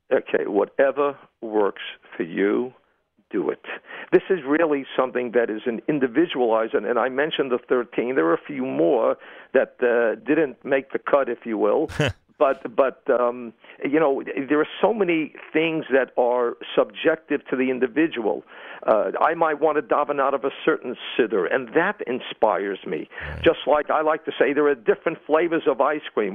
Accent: New York City, New York, United States; I'm from Brooklyn

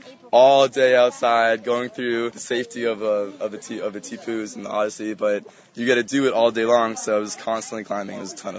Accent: Miami, Florida, United States; Miami, Florida.

